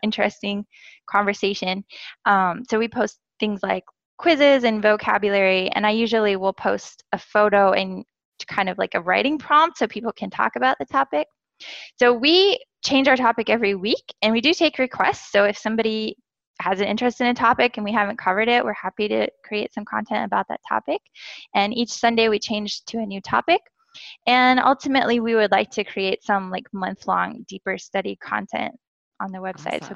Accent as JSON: {"language": "English", "country": "United States", "also_born_or_lived": "Korea", "first_language": "English", "moved": "as an adult", "said": "I am a native English speaker from the USA"}